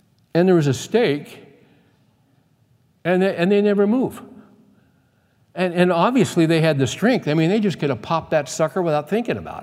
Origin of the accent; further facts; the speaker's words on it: United States; I'm an American